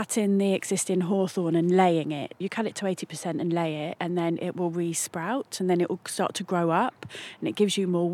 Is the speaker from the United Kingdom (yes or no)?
yes; Batheaston, South West England, United Kingdom; I'm a local girl, I'm actually from Bath Easton